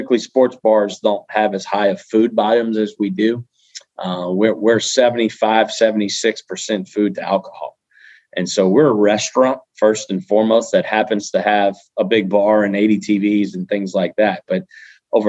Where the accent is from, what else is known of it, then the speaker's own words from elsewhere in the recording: South Louisiana, United States; we're from South Louisiana. We're born right here